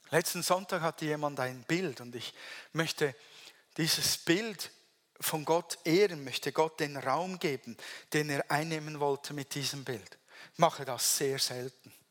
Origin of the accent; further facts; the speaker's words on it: Switzerland; accent: Swiss German; German is a second language; ich spreche weiter Hochdeutsch, wäre einfacher Schweizerdeutsch.